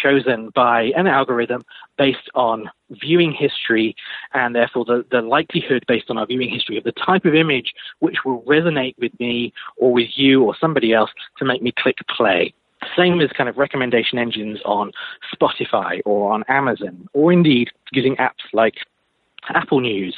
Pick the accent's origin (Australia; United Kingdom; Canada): United Kingdom; now in United States; You probably guess from my accent, I'm not originally from the States, I'm from the UK